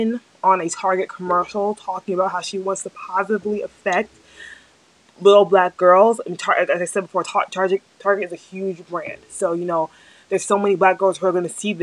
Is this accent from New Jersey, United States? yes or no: yes; New Jersey, United States; also born or lived in Nigeria / Albany, New York; I'm from New Jersey. I have lived in New Jersey my entire life.